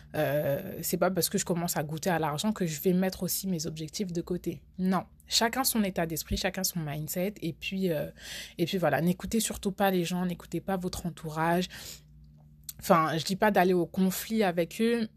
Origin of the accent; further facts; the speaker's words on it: France; j'ai grandi en France, donc j'ai fait toute ma scolarité en France